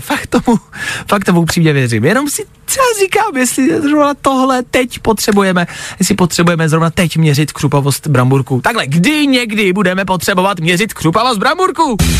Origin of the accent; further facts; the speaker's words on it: Czechia; jsme Češi